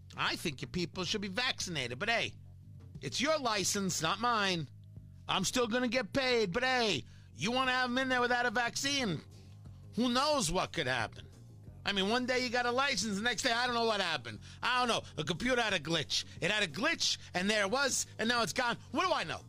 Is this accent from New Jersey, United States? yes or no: yes; New Jersey, United States; growing up in Jersey